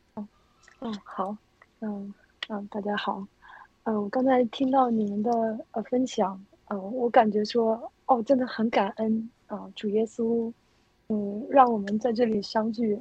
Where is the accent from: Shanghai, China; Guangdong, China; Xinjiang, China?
Xinjiang, China; moved away; also born or lived in Henan; 我是在新疆长大的。我在新疆长大的